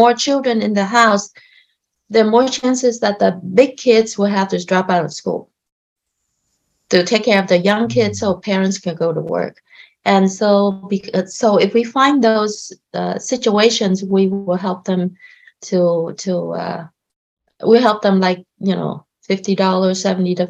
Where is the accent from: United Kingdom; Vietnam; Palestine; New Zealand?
Vietnam; now in United States; I identify myself as Vietnamese, though, even though I carry a Chinese last name, but somehow I grew up identifying myself as Vietnamese.